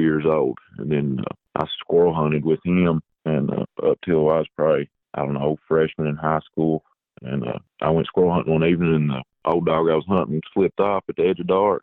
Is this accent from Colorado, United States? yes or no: no; Sand Gap, Kentucky, United States; I'm from Sandgap, Kentucky